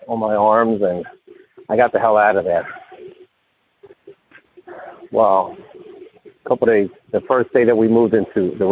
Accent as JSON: {"language": "English", "town": "Philadelphia", "region": "Pennsylvania", "country": "United States", "also_born_or_lived": "Camden, New Jersey", "said": "I'm from Philadelphia, Pennsylvania"}